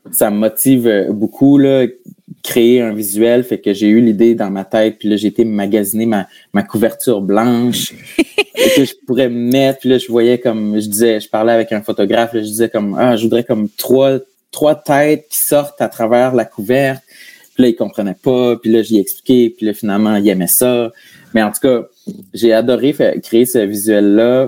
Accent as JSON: {"language": "French", "town": "New Richmond", "region": "Quebec", "country": "Canada", "tie": "born or raised there", "moved": "as an adult", "lives_now": "Montreal, Canada", "said": "je viens de New Richmond, qui est le village, un des villages voisins"}